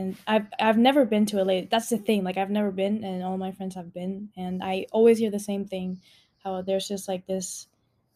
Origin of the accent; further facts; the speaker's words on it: Panama; also born or lived in Costa Rica; now in Texas, United States; I was born in Costa Rica, and then at the age of 5, my mom and I moved to Panama.